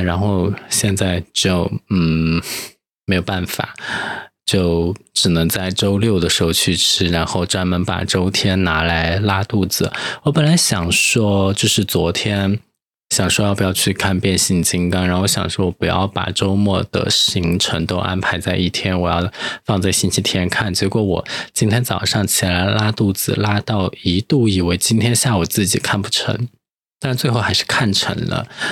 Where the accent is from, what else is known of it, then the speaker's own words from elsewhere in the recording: Chengdu, Sichuan, China; moved away; 作为一个成都人，拥有一个成都胃